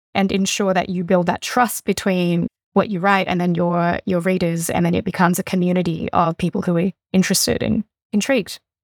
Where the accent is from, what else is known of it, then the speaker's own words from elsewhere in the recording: Fujian, China; now in Australia; I come from sort of Southeast China, where the province of Fujian, which is directly opposite Taiwan